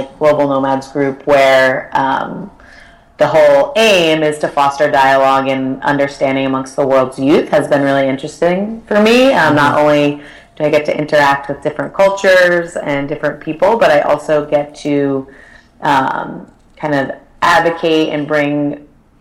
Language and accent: English; Connecticut, United States; So I grew up in Connecticut, in a small town in Connecticut